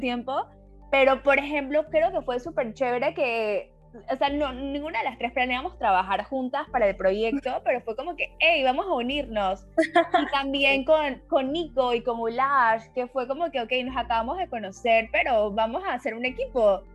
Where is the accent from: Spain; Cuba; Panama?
Panama; now in Mexico; yo soy panameña, pero vivo en México